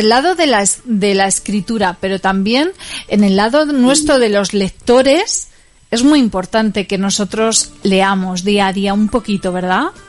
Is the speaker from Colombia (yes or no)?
no; Puertollano, Castilla-La Mancha, Spain; somos de Puerto Llano